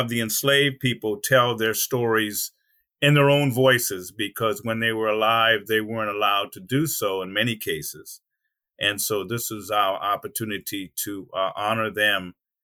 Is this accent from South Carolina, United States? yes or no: yes; Charleston, South Carolina, United States; I grew up in Mother Emanuel as a kid in Charleston